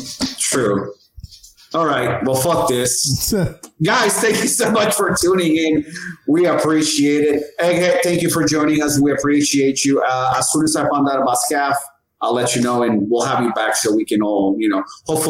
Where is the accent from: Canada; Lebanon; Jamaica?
Jamaica; I'm Jamaican, so I gotta keep the lights on.